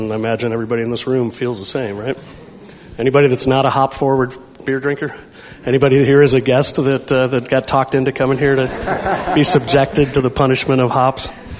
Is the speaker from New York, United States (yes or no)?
no; St. Louis, Missouri, United States; moved away as an adult; now in California, United States; I grew up in St. Louis, kind of got nursed on Bush.